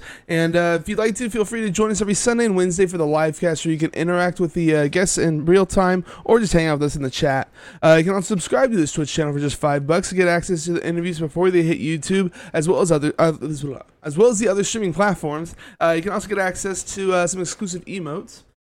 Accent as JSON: {"language": "English", "region": "Texas", "country": "United States", "said": "I'm a fellow Texan here."}